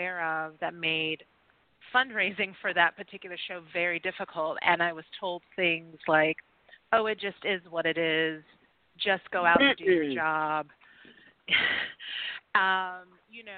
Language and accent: English; the South, United States; I'm from the South